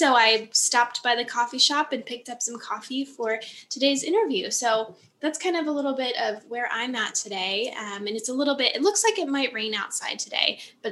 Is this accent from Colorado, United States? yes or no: no; Upper Peninsula of Michigan, United States; now in Lake Geneva, United States; I grew up in the Upper Peninsula of Michigan. So I grew up in the woods